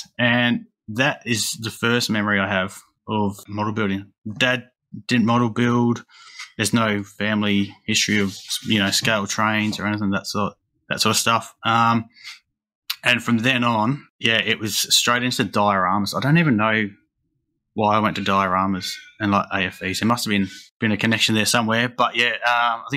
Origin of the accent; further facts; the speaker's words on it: Adelaide, South Australia, Australia; I am an Australian scale modeler just out of Adelaide, which is down the real bottom end, the arse end of Australia